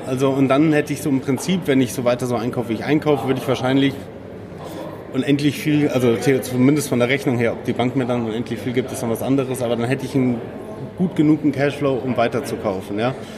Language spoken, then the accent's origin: German; Munich, Bavaria, Germany; ich komme aus München, ich habe meine alte Wohnung